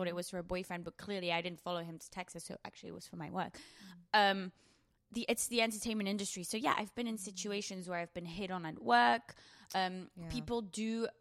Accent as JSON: {"language": "English", "region": "England", "country": "United Kingdom", "moved": "yes", "lives_now": "Los Angeles, United States", "said": "I'm like an English girl in LA, so I speak differently"}